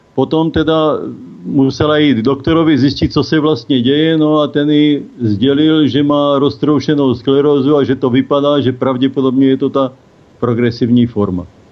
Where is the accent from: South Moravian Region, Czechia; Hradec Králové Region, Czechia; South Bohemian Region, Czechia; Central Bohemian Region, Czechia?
South Moravian Region, Czechia; now in Týn nad Vltavou, Czech Republic; Bydlím v Týně nad Vltavou, pocházím z Jižní Moravy, ale pracoval jsem dlouho na atomové elektrárně